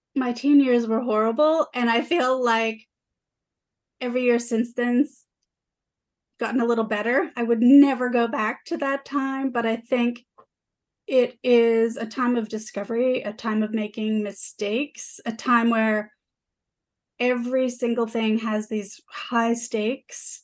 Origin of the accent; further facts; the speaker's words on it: Toronto, Ontario, Canada; also born or lived in Vancouver; I grew up in Parkdale, downtown Toronto